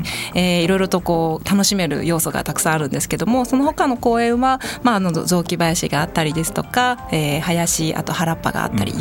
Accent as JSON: {"language": "Japanese", "region": "Kagoshima", "country": "Japan", "tie": "born or raised there", "moved": "yes", "lives_now": "Tokyo, Japan", "said": "鹿児島出身"}